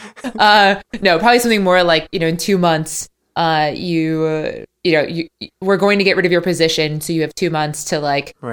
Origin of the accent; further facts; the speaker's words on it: United States; I'm American